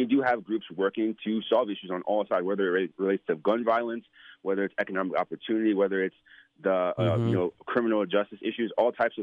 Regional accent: New York, United States; I was born in New York. I was born in Manhattan

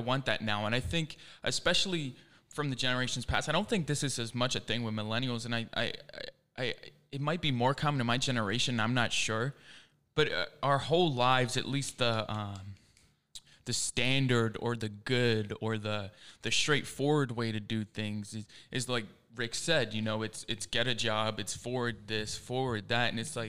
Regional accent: England, United Kingdom; born there; I was born in England.

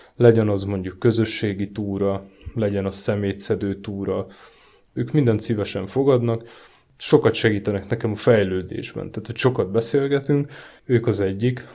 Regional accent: Márianosztra, Pest, Hungary; moved away as an adult; now in Budapest, Hungary; én eleve hegyek között nőttem fel, Márian Osztrai vagyok

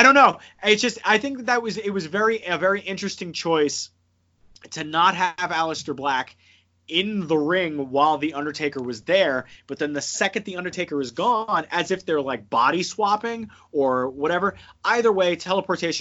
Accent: New Jersey, United States; moved away; I'm from New Jersey

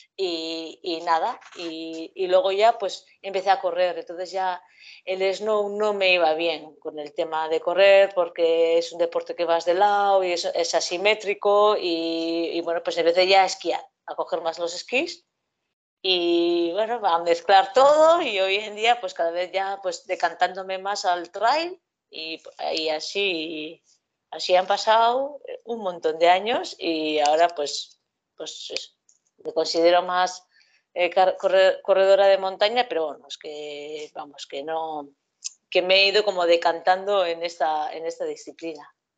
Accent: Basque Country, Spain; yo soy de un pueblo pequeño y aquí pues callejeábamos muchísimo y bueno, pues a mí mis padres lo que sí me han enseñado es ir al monte ir de los domingos al monte, como vascos que somos

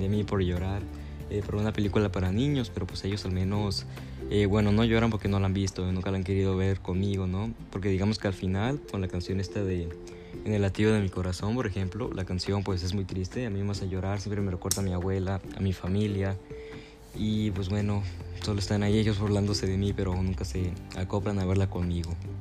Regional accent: Mexico; yo como mexicano

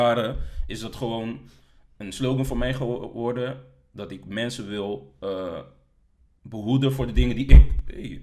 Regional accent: Delft, South Holland, Netherlands; also born or lived in The Hague; ik ben geboren in Den Haag. Eh, ik heb, eh, een deel van mijn jeugd in Den Haag gewoond, ehm, maar groots gedeelte in Delft.

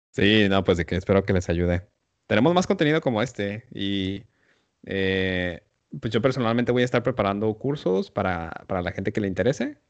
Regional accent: Mexico; first language Spanish; para nosotros como mexicanos

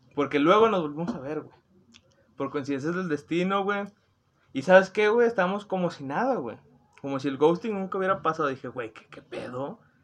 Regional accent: Monterrey, Nuevo León, Mexico; yo soy de Monterrey, Nuevo León

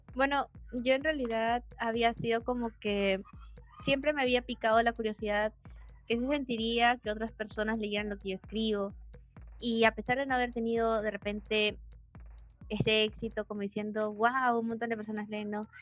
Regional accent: Peru; soy de Perú, tengo 19 años

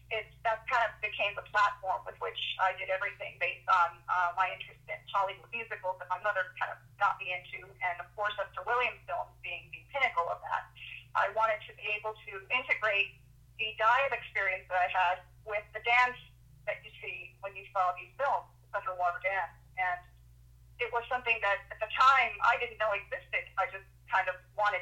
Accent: San Juan, Puerto Rico; also born or lived in Vieques, Puerto Rico; I was born in Vieques, which is pretty much Puerto Rico. It's an island off Puerto Rico. So I was born there, but raised in San Juan.

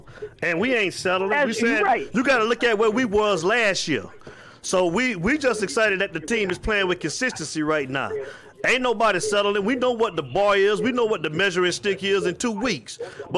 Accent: Avon Park, Florida, United States; Avon Park, my hometown.

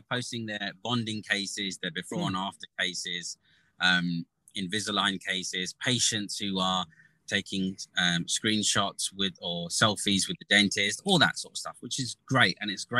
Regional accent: Gujarat, India; I think being Indian and being Gujarati, you always have that in the back of your head, right?

